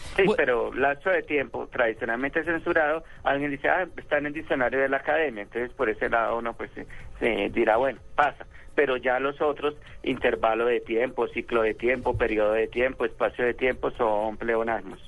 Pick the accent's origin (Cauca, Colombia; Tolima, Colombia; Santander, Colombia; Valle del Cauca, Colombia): Tolima, Colombia; yo soy talimense